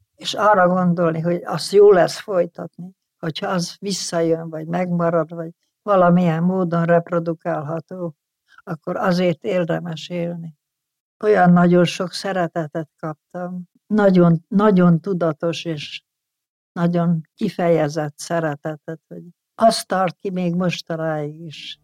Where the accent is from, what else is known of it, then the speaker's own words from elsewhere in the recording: Debrecen, Hajdú-Bihar, Hungary; az Alföld közepén születtem Debrecenben